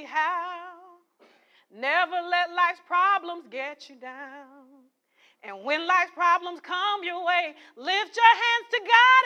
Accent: St. Paul, Minnesota, United States; we grew up in St. Paul, Minnesota

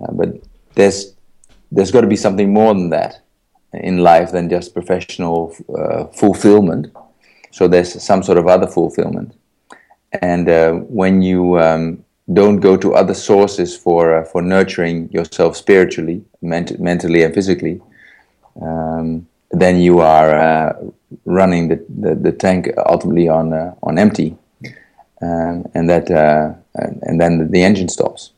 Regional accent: Netherlands; I was born in the Netherlands in 1971.

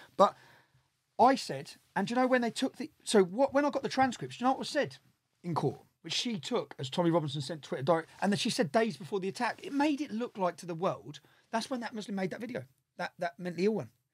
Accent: Luton, East of England, United Kingdom; I'm from Luton

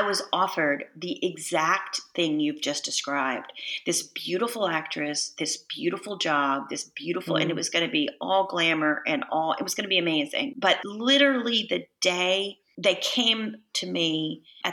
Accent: Texas, United States; moved away; I'm from Texas

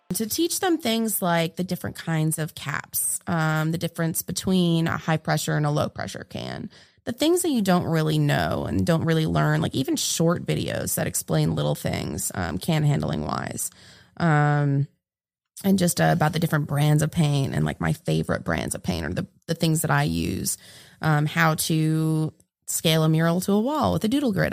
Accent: New England, United States; moved away as an adult; also born or lived in Florida; now in Greensboro, United States; I'm originally from New England

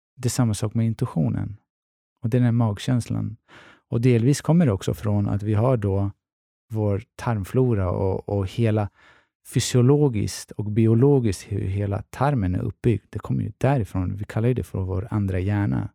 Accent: Stockholm, Stockholm County, Sweden; Jag är från Tensta-Rinkeby

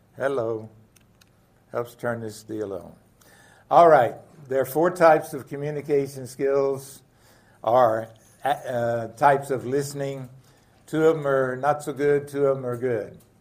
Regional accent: the South, United States; I grew up in the South with wonderful parents, dad and mom

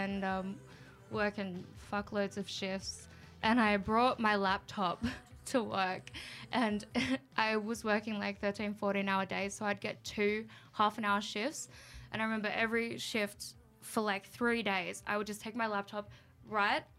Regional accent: Canberra, Australian Capital Territory, Australia; also born or lived in Goulburn; I grew up in Canberra and all my friends and everything was in Canberra.

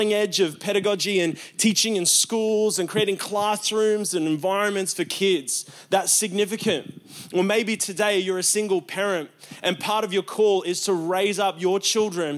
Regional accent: Australia; I'm very Australian

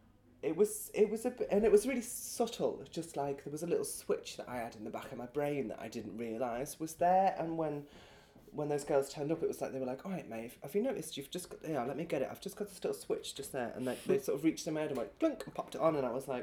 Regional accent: Birkenhead, North West England, United Kingdom; accent: northern; moved away; I was back in Birkenhead at the weekend to see my brother and my family

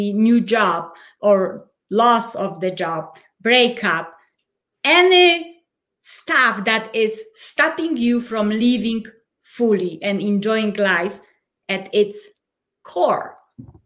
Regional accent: Poland; English is a second language; moved away as an adult; now in Colorado Springs, United States; I am originally from Poland, but at the moment I live in the United States already almost 10 years. So Colorado Springs, Colorado

